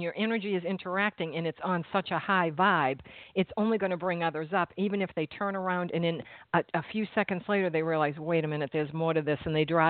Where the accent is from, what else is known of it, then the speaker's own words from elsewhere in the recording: Massachusetts, United States; now in New Jersey, United States; I'm from Massachusetts